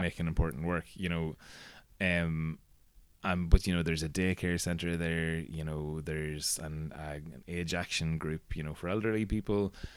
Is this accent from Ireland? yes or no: yes; Castleblayney, Ulster, Ireland; I grew up in Castleblaine